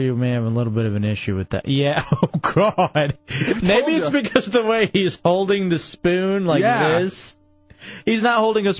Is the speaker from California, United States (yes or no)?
no; Texas, United States; moved away; I'm from Texas.